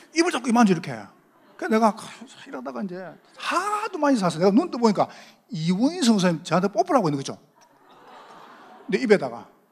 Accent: Busan, South Korea; accent: Gyeongsang dialect; moved away as an adult; 제가 저 경상도서 왔습니다. 부산에서 오래 살다 왔거든요

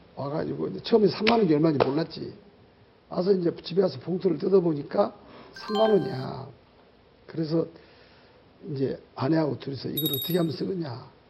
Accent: Kenya; Korean is a second language; now in South Korea; 케냐에서 왔습니다. 현재 예원교회에서 훈련받고 있습니다

